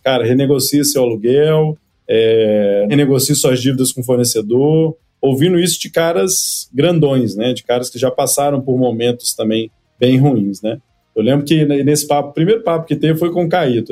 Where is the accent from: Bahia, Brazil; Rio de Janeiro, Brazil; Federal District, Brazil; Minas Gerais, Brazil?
Minas Gerais, Brazil; Cataguases; moved away; also born or lived in Aspen, Colorado, United States; Eu sou de uma cidade, ô, Leandro, que tem setenta mil habitantes, chama Cataguases, interior de Minas Gerais